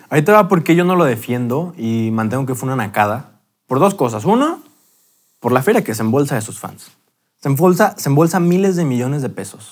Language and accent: Spanish; Mexico